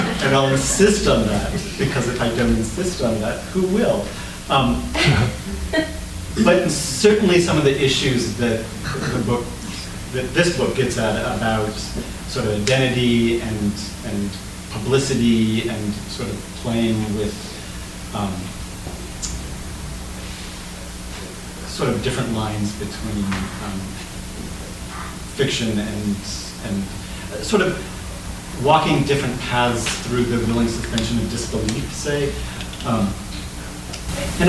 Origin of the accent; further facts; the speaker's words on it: Iowa, United States; moved away; I was an Iowa native, I was an undergrad